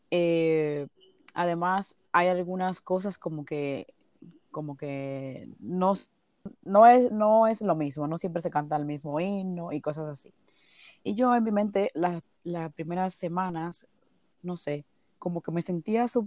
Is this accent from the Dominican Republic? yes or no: yes; Dominican Republic; now in Spain; cuando yo me mudé de República Dominicana aquí, a la iglesia actual que asisto en España